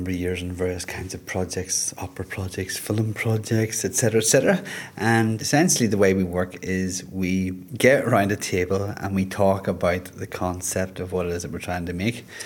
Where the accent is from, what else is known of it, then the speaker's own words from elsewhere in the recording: Liverpool, North West England, United Kingdom; now in Carlow, Ireland; I live in Carlow, I'm from Liverpool originally, and I've just lost my job.